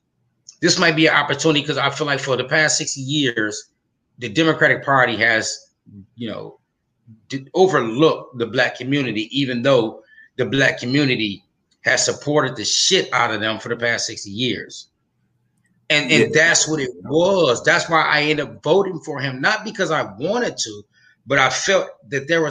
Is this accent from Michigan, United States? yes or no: yes; Flint, Michigan, United States; now in Atlanta, United States; I'm from Flint, Michigan. So from there, now I live in Atlanta, Georgia